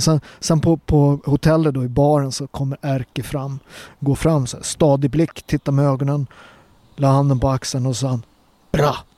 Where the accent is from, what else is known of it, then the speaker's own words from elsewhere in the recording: Sweden; Jag är född här och präglad och jag är en fjärdedel svensk